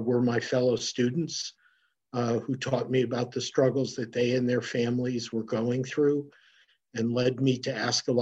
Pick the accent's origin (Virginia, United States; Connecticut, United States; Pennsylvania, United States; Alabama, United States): Connecticut, United States; New London; my childhood and youth growing up in New London, Connecticut